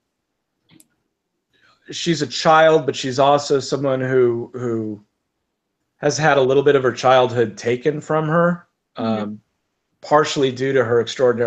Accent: United States; as an American growing up here

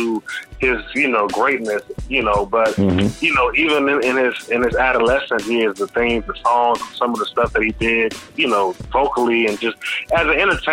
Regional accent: Washington, District of Columbia, United States; I'm from D.C., born and raised

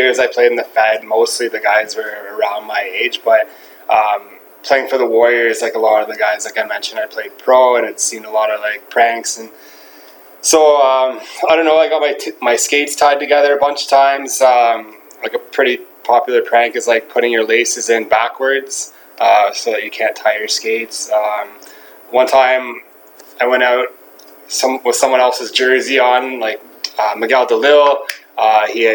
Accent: Ottawa, Ontario, Canada; also born or lived in Charlottetown, Prince Edward Island; Moved to Ottawa when I was two. Played all my minor hockey for the Gloucester

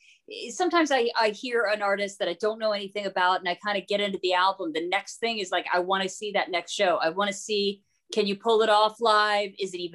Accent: the South, United States; I grew up in the South.

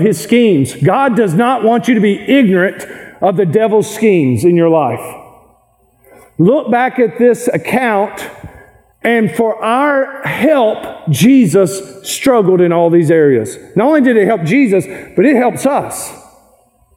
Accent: Kentucky, United States; I am from Kentucky.

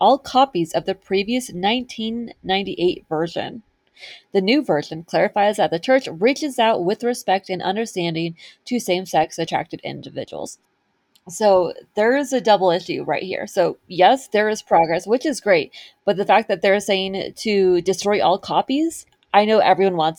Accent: California, United States; I grew up in California

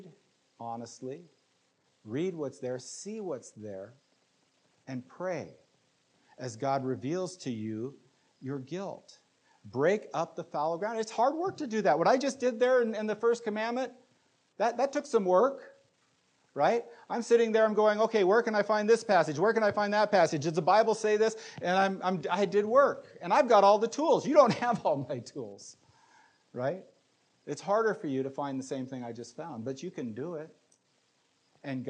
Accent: United States; we as American Christians

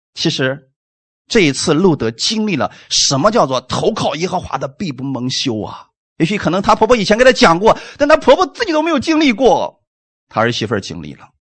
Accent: China; 我们中国人太精明了

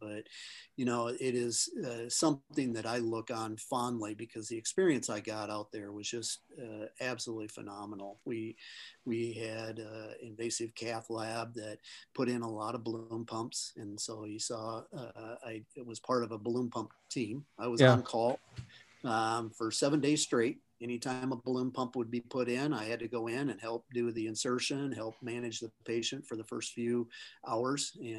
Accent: Charles City, Iowa, United States; So I'm from Northern Iowa, almost on the border of Minnesota. So I don't have the accent, but lived in the cold weather.

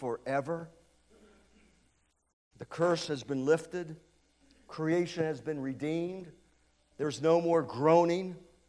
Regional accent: United States; moved away as an adult; also born or lived in Lancaster; I was born and raised on Light Street, up in the Heights

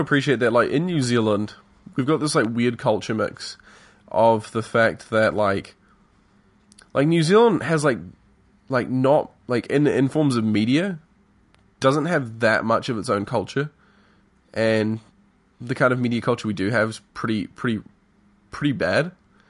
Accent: England, United Kingdom; And so we even though we're like came from England, we say a lot of things in the same way and manner that like the Americans do.

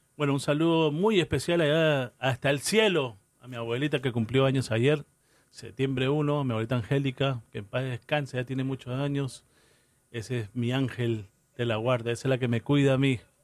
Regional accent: New York City, New York, United States; moved away; Queens, New York, de donde vengo yo. Yo ahí crecí. 30 años en Queens, New York

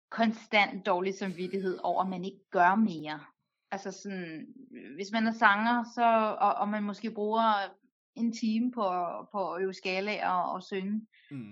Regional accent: Denmark; jeg er født og opvokset i Danmark

